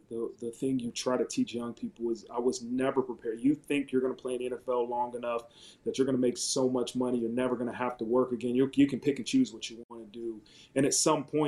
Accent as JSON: {"language": "English", "town": "Dayton", "region": "Ohio", "country": "United States", "tie": "born or raised there", "moved": "as an adult", "said": "I grew up in Dayton, Ohio, which is 45 an hour away from Columbus, Ohio"}